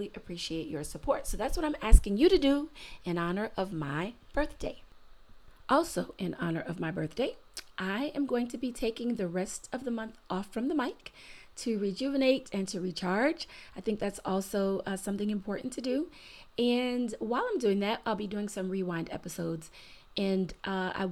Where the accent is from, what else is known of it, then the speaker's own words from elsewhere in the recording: Florida, United States; my home state of Florida